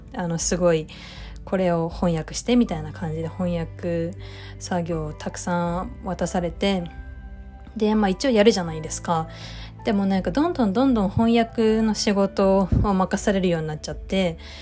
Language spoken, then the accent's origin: Japanese; Tokyo, Japan; 私は実家が東京なので実家から通っていました